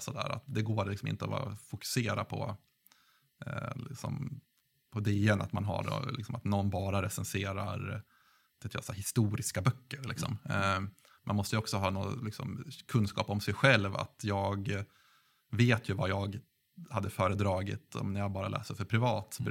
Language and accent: Swedish; Gävle, Gävleborg County, Sweden; Jag kommer från Gävle